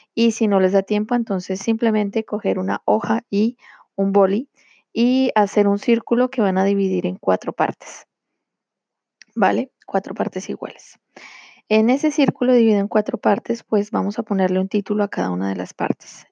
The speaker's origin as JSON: {"language": "Spanish", "country": "Colombia", "moved": "yes", "lives_now": "France", "said": "poder ir cada año a Colombia, de donde yo soy originaria y en donde vive mi familia, Em, como yo vivo eh, aquí en Francia"}